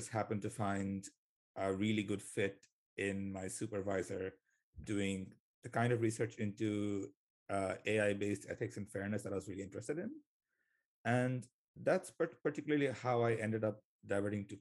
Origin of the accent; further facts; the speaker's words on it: Bangladesh; moved away as an adult; now in Kingston, Canada; I'm an international grad student doing a master's in computing, and I'm originally from Bangladesh.